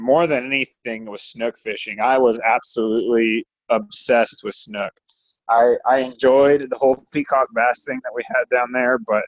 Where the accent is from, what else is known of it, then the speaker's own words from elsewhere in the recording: South Florida, United States; moved away as an adult; also born or lived in Puerto Rico / Miami, Florida; now in Texas, United States; I was born in Puerto Rico. I grew up in South Florida for the most part. And I came here to Texas for college, and I've been here ever since.